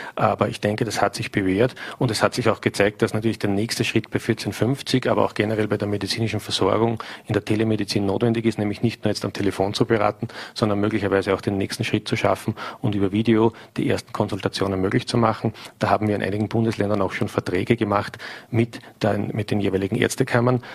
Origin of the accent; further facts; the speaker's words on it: St. Pölten, Lower Austria, Austria; In meiner Heimatstadt St. Pölten